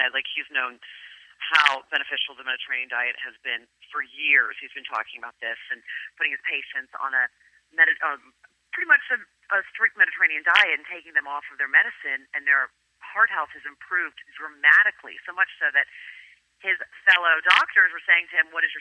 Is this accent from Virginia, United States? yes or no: yes; Virginia, United States; first language Greek; English is a second language; moved away as an adult; also born or lived in Greece; now in New York City, United States; I moved to New York City from Virginia to go to NYU